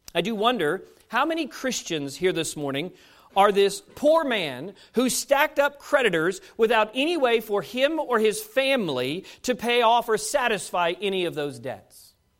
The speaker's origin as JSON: {"language": "English", "town": "Fairfax", "region": "Virginia", "country": "United States", "tie": "born or raised there", "moved": "yes", "said": "the church that I grew up at in Fairfax Baptist Temple in Fairfax, Virginia"}